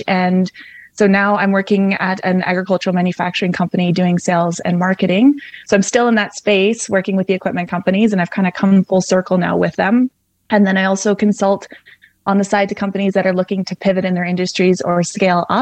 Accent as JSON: {"language": "English", "town": "Calgary", "region": "Alberta", "country": "Canada", "tie": "born or raised there", "also_born_or_lived": "southwest Saskatchewan", "moved": "as an adult", "lives_now": "Saskatchewan, Canada", "said": "I grew up in Calgary, Alberta"}